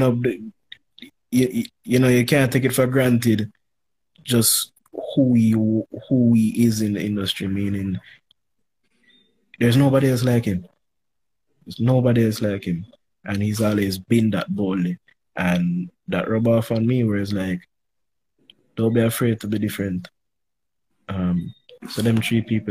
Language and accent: English; Jamaica; We're both youths growing up in Jamaica.